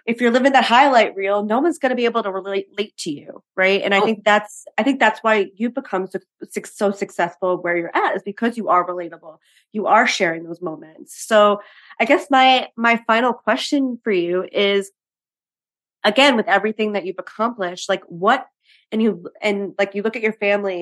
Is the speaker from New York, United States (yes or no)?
yes; New York City, New York, United States; being a New Yorker myself